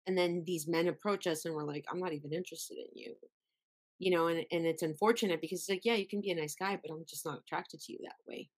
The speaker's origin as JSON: {"language": "English", "town": "Miami", "region": "Florida", "country": "United States", "moved": "yes", "lives_now": "Los Angeles, United States", "said": "I'm from Miami originally"}